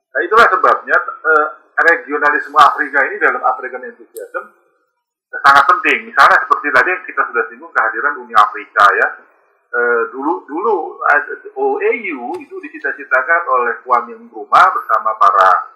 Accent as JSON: {"language": "Indonesian", "country": "Indonesia", "said": "kita dari Indonesia"}